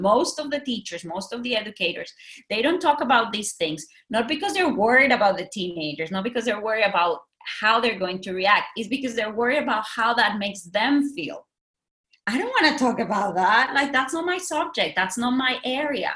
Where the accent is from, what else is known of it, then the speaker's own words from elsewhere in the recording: Mexico; moved away as an adult; also born or lived in Singapore; now in Tokyo, Japan; I'm from Mexico. I have worked in Mexico, Singapore, now I'm in Tokyo.